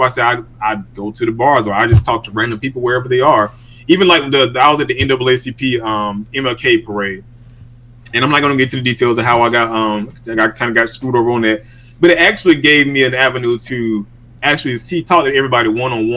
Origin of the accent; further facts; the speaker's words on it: Georgia's 4th Congressional District, United States; I was born here in Georgia and I was raised in this district